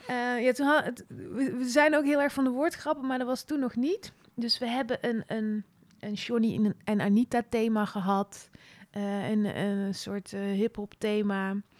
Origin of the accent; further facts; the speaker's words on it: Veldhoven, North Brabant, Netherlands; moved away as an adult; also born or lived in Nijmegen; Ja, geboren in Oerle, een, een dorpje in Veldhoven bij Eindhoven. Opgegroeid als jongste in een gezin van zeven kinderen